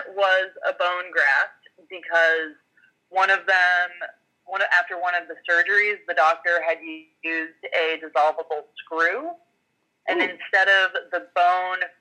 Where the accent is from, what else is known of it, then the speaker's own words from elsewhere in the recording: Montana, United States; I grew up in Montana